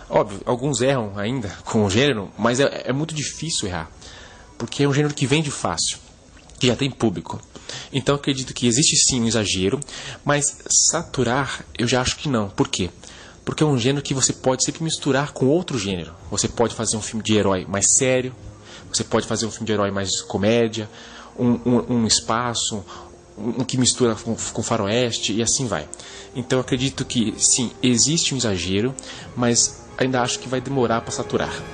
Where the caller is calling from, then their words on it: São Paulo, Brazil; sou de São Paulo, capital.